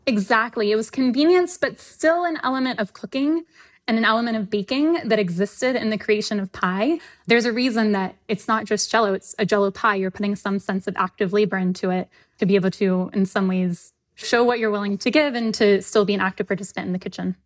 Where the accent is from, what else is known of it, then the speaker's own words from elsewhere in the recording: the South, United States; I'm from the South